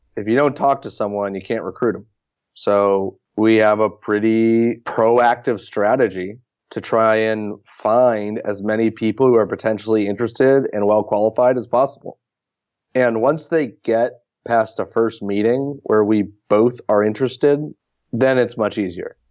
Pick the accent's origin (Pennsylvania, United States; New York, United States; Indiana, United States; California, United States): California, United States; Palo Alto; I grew up in Palo Alto